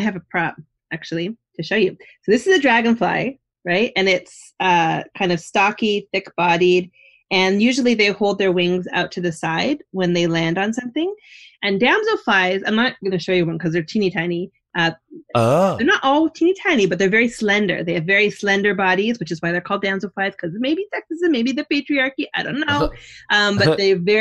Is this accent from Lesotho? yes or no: no; Canada; now in New Jersey, United States; I'm from Canada